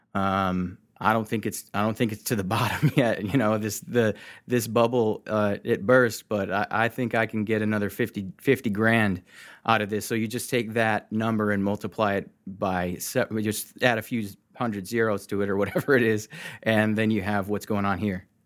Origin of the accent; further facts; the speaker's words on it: Michigan, United States; I'm from Michigan.